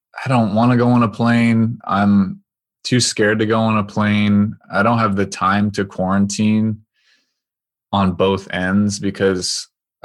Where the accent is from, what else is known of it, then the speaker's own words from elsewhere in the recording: Oregon, United States; moved away; I'm from Oregon